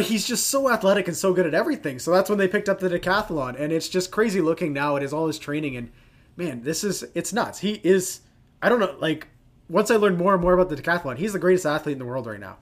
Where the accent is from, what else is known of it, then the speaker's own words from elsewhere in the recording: Canada; as a Canadian and a Canadian soccer fan